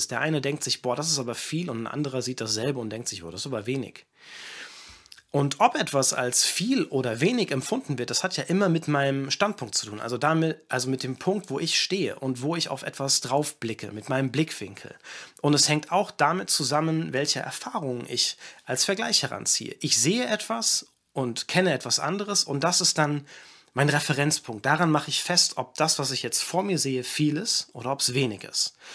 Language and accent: German; Kenya; viele wissen das, aber ich bin nicht in Deutschland aufgewachsen, sondern ich bin in Kenia aufgewachsen.